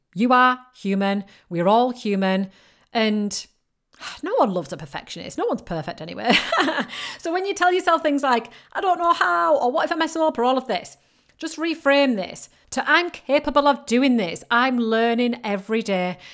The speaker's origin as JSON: {"language": "English", "country": "United Kingdom", "accent": "northern British", "said": "I've got a very northern British accent."}